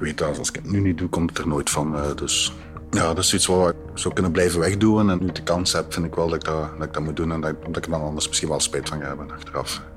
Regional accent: Vlijtingen, Flanders, Belgium; now in Antwerp, Belgium; Ik ben geboren in Vleitingen en voor mij is dat de plek waar het allemaal begonnen is

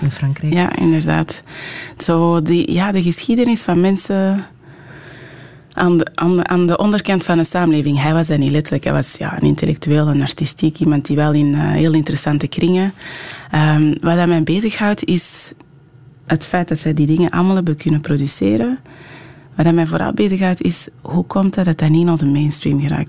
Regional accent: Merksem, Flanders, Belgium; first language French; Dutch is a second language; also born or lived in Anderlecht, Brussels; now in Portsmouth, United Kingdom; toen ik vier en een half was, ongeveer samen met mijn zus, eh, richting Antwerpen gekomen. Ehm, ons moeder was, eh, overleden. We zijn eigenlijk in een pleeggezin in het Antwerpse terechtgekomen

